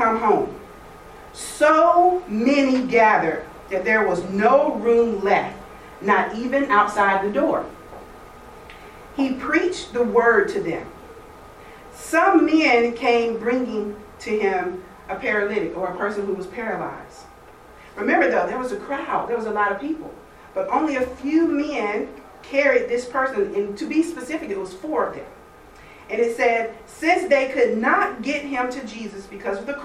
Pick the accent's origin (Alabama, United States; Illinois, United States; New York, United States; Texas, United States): Alabama, United States; moved away as an adult; also born or lived in Atlanta area, Georgia; now in Woodstock, United States; I'm from Alabama, and when I graduated, I moved to Georgia, to Atlanta area